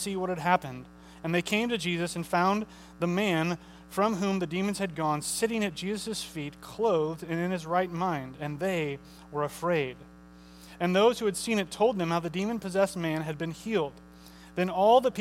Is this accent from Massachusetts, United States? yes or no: no; St. Charles, Missouri, United States; I usually say I'm from St. Charles. I'm from St. Charles, Missouri